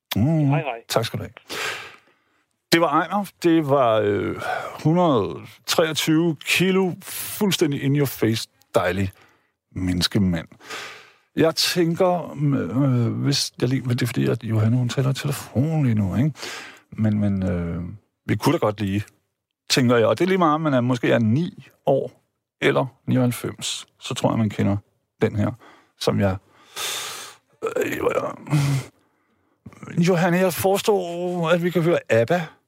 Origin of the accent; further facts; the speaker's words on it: Vejle, Southern Denmark, Denmark; jeg gik i skole hjemme i Vejle